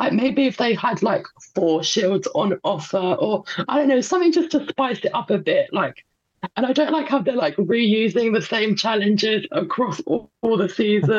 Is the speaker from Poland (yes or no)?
yes; Poland; born or raised there